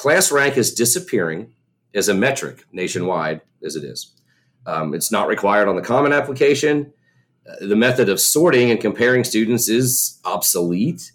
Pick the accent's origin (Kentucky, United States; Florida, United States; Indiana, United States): Kentucky, United States; We're from Kentucky